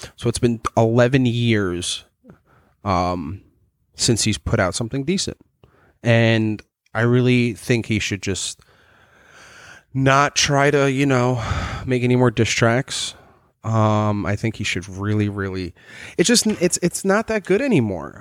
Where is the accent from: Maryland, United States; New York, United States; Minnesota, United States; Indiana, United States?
New York, United States; New York City; I grew up in Staten Island